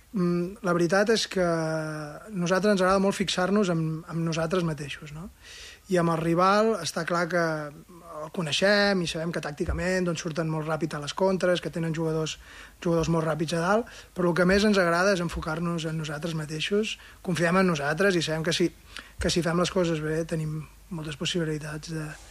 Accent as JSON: {"language": "Catalan", "town": "Girona", "region": "Catalonia", "country": "Spain", "also_born_or_lived": "Barcelona", "moved": "as an adult", "lives_now": "Andorra", "said": "jo sóc de Girona i he viscut a Barcelona molts anys"}